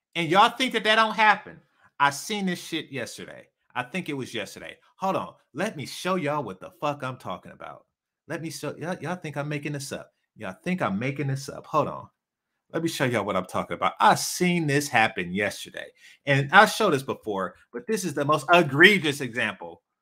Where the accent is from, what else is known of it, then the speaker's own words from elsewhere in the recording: Oakland, California, United States; I'm from East Oakland.